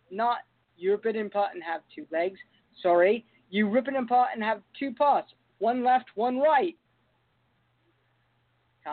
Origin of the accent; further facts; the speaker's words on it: London, United Kingdom; In my home country of London